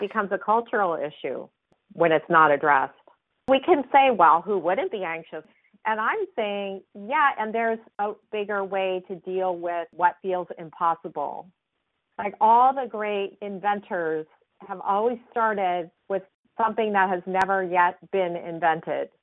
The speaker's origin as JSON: {"language": "English", "town": "San Francisco", "region": "California", "country": "United States", "tie": "born or raised there", "said": "growing up in San Francisco"}